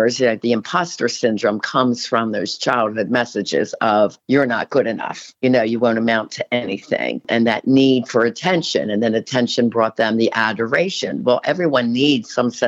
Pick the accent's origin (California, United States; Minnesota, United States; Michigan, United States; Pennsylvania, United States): Pennsylvania, United States; Philadelphia; moved away as an adult; also born or lived in Erie; I'm from Philly. So I'm used to the city.